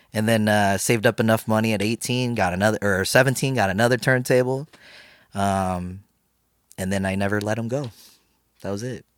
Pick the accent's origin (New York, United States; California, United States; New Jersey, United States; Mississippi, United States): California, United States; San Francisco Bay Area; I grew up in the Bay Area in California, around San Francisco Bay Area